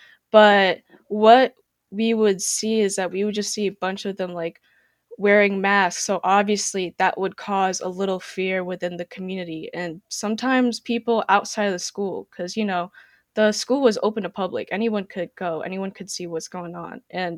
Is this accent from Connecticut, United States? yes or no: yes; West Haven, Connecticut, United States; also born or lived in United Kingdom / Philippines; I'm from East Haven, but West Haven is my hometown. Prior to this, I was from the UK, but born in the Philippines. So I've just straight up been traveling everywhere.